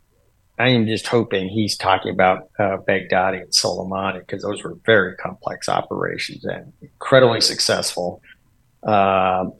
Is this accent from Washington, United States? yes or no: yes; Washington, United States; Washington, my home state.